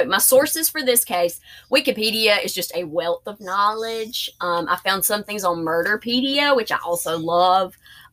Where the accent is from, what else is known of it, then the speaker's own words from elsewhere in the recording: the South, United States; accent: southern; my southern accent